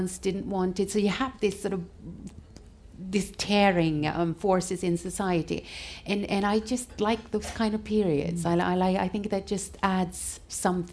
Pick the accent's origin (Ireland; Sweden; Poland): Sweden; what I felt like growing up in Sweden